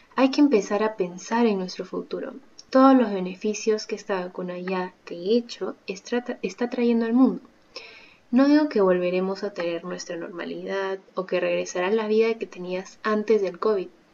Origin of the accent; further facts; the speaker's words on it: Peru; juntos como peruanos crearemos